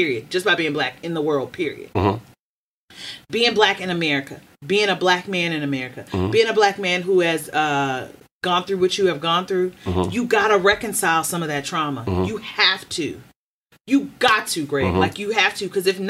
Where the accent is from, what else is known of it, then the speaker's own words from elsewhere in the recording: Baltimore, Maryland, United States; accent: Baltimore; also born or lived in California; so because I lived in California and I have developed non-regional diction, my Baltimore accent will come out when I'm angry.